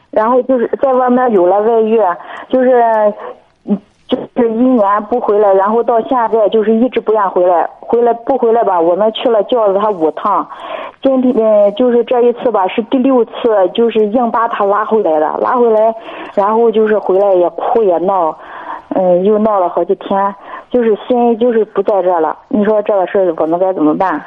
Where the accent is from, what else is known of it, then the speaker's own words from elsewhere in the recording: Dezhou, Shandong, China; 德州的。